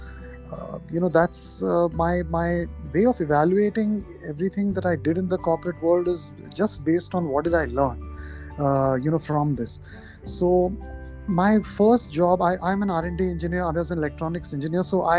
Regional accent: Kuwait; born there; So as a kid, I was born in Kuwait, and my father, I probably inherited his genes for music.

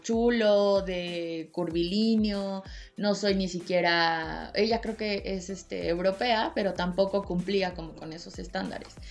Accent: Mexico; yo soy mexicana, latina

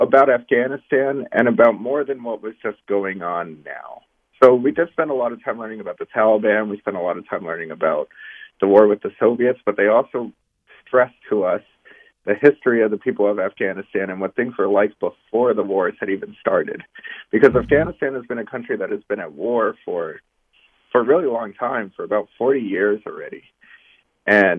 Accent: Arizona, United States; moved away; the area where I grew up in the United States, which is in Arizona, right along the border

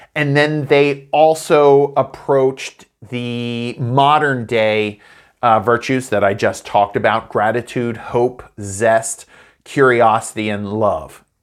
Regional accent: United States; moved away; my hometown in the U S A of Hollow-Well

